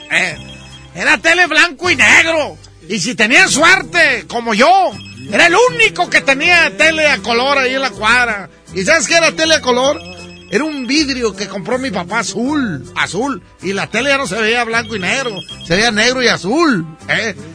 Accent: Nuevo León, Mexico; born there; estoy hablando de los que nacimos aquí en Nuevo León, ¿verdad?

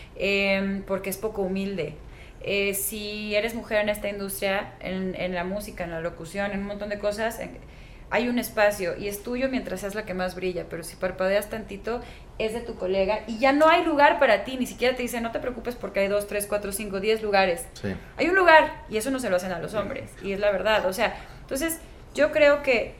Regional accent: Mexico; Somos los mexicanos, en mi generación de músicos

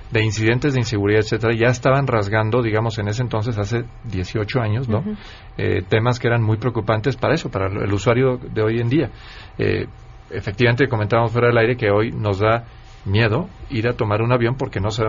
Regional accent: Mexico; Yo, soy usuario, digamos, eh, común, digamos, de, ese medio de transporte, como además lo somos muchísimos mexicanos.

